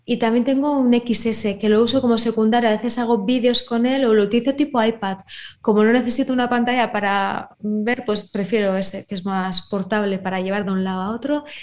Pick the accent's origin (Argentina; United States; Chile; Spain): Spain; Bermeo, Basque Country; Yo, por ejemplo, Bermeo, eh, mi pueblo, sí me acuerdo.